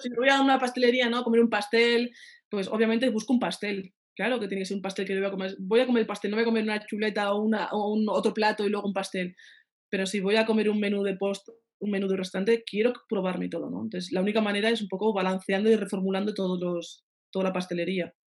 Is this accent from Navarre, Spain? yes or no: yes; Pamplona, Navarre, Spain; moved away as an adult; also born or lived in France